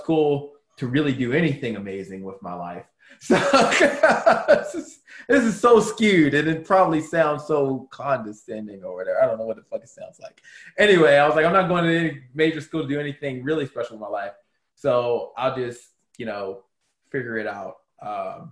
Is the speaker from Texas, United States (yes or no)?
no; Baltimore, Maryland, United States; I grew up in Baltimore City.